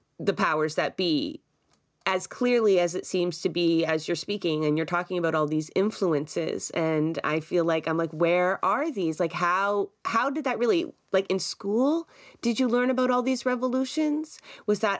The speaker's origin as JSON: {"language": "English", "country": "Canada", "said": "as a Canadian"}